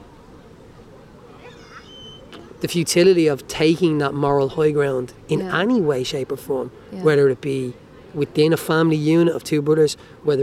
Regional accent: Dublin, Leinster, Ireland; accent: working class Dublin

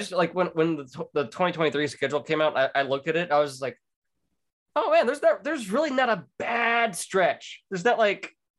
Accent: Texas, United States; I'm from Texas.

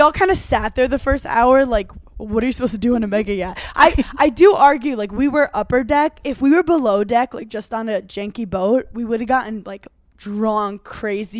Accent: New York City, New York, United States; I'm from Brooklyn

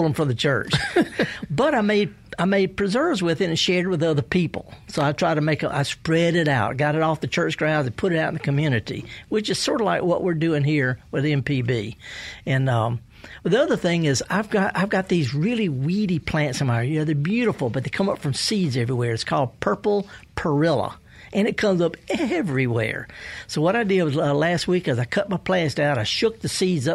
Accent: the Mississippi Delta, United States; I'm from the Delta

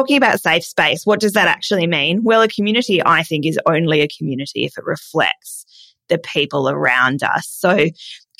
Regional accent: Adelaide, South Australia, Australia; moved away; I'm from Adelaide, but I am.

